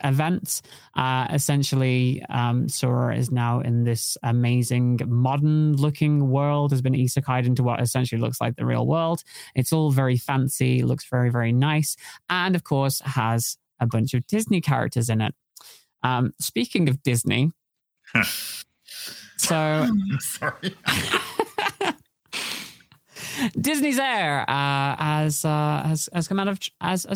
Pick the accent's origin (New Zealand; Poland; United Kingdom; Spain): United Kingdom; As a British person